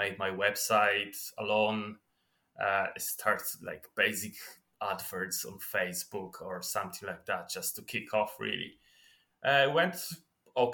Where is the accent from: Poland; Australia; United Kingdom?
Poland; moved away as an adult; now in Ireland; I was born in Poland. Then when I was 21, I moved into Ireland.